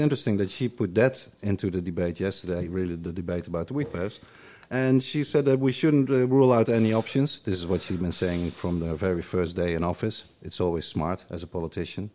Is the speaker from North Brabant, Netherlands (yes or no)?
yes; Eindhoven, North Brabant, Netherlands; now in Amsterdam, Netherlands; I'm from the south, I'm from Eindhoven.